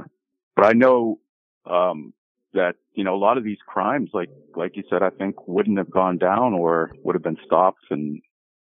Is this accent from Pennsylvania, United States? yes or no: yes; Pittsburgh, Pennsylvania, United States; moved away; I'm from PA. So, you know, I'm from Pittsburgh.